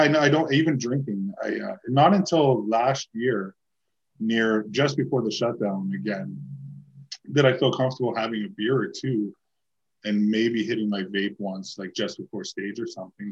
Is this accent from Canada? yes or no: yes; Toronto, Ontario, Canada; moved away; I grew up in Toronto